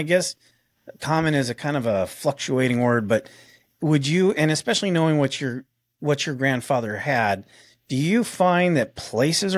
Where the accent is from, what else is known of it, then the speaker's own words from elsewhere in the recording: United States; also born or lived in Arizona / San Diego, California; I was raised in Arizona, but also raised in California, in the San Diego area.